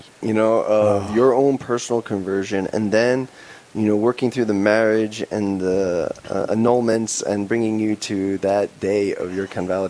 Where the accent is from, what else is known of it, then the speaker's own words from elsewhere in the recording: New York, United States; I grew up in New York